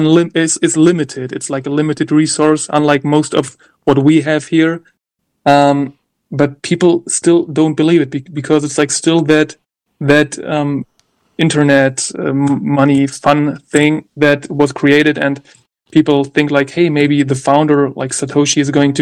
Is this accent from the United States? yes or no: no; Germany; I'm from Germany yet, but I'm from Germany.